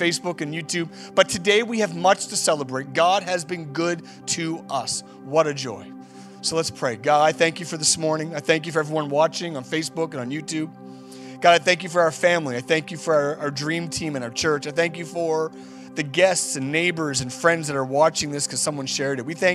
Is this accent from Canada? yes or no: yes; Canada; We're just out and about doing our thing as Canadians, and we don't show too much emotion.